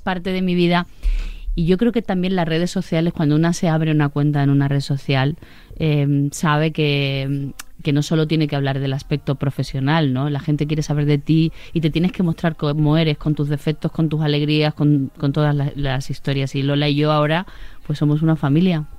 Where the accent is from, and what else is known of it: Sanlúcar de Barrameda, Andalusia, Spain; born or raised there; also born or lived in Catalonia